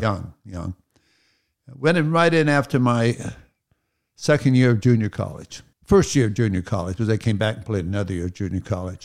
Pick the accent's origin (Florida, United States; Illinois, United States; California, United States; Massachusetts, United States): California, United States; Pasadena; I was born at Huntington Hospital in Pasadena. So I lived in Pasadena all my life